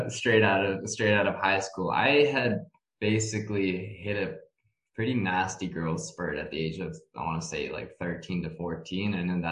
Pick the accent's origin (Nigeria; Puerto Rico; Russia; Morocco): Russia; Moscow; also born or lived in Toronto, Canada / Philadelphia, United States; So I was born in Canada. I was born in Toronto, but I really only lived there for about 10 months of my life. The rest of my time throughout basically my entire youth period was split between Moscow and Philadelphia.